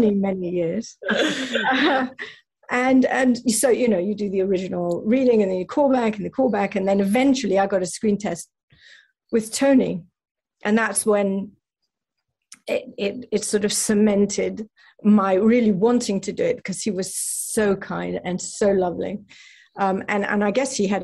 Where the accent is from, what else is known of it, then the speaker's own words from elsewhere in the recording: England, United Kingdom; now in United States; being British